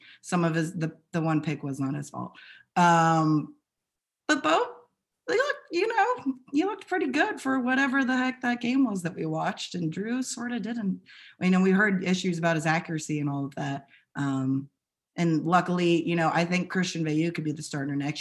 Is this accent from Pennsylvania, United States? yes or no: yes; York, Pennsylvania, United States; I'm from York